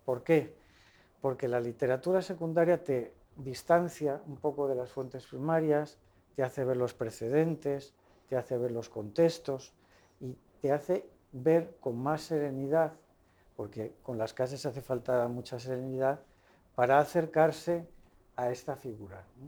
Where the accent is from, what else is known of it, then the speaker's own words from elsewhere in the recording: Madrid, Community of Madrid, Spain; moved away; cuando era pues casi adolescente, eh, participaba en una catequesis que íbamos en Madrid